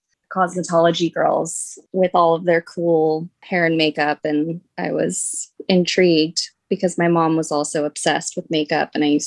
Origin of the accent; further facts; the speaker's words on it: Julian, California, United States; It's a very small town, Julian, California. It's east of San Diego, up in the mountains. It's like the only area in San Diego that snows.